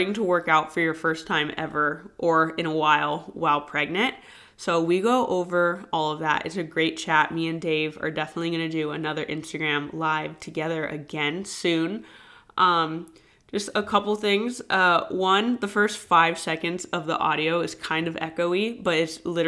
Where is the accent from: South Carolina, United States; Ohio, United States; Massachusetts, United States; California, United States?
California, United States; San Diego; moved away as an adult; now in Virginia, United States; I'm from San Diego, so definitely not used to the humidity